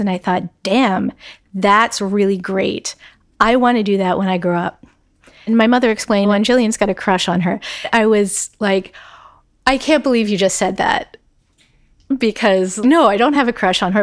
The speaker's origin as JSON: {"language": "English", "area": "outside of Philadelphia", "region": "Pennsylvania", "country": "United States", "tie": "born or raised there", "moved": "as an adult", "said": "I grew up outside of Philadelphia, and my goal when I was applying to college was not to go to college in Pennsylvania"}